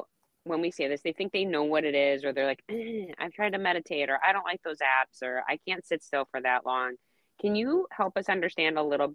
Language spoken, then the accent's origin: English; Wisconsin, United States; I'm from Wisconsin.